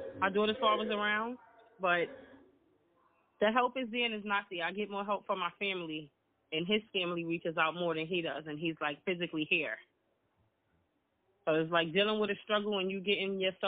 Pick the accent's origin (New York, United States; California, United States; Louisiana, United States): New York, United States; New York City; I'm from the Bronx.